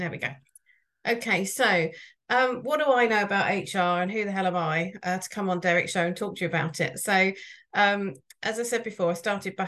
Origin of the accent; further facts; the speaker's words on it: Billingshurst, South East England, United Kingdom; now in Pulborough, United Kingdom; I emigrated from 5 miles away, so I grew up in Billingshurst